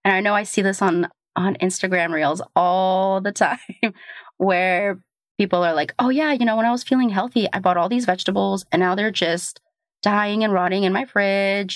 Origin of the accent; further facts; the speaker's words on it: Portland, Oregon, United States; now in New York, United States; I grew up in Portland